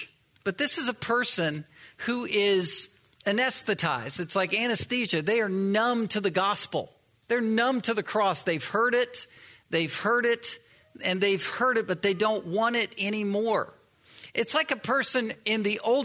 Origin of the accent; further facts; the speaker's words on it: East Coast, United States; I grew up on the East Coast and used to surf waves